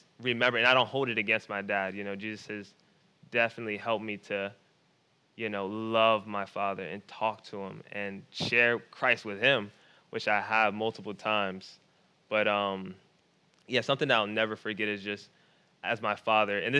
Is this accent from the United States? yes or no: yes; Philadelphia, Pennsylvania, United States; I grew up in Philadelphia. I grew up in Philly